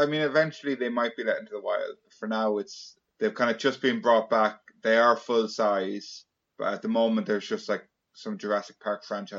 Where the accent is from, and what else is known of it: Ireland